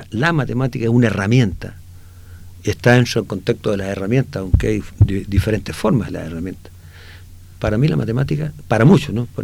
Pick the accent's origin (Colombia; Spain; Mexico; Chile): Chile; Inca de Oro, Atacama; also born or lived in Copiapó; yo nací en Inca de Oro.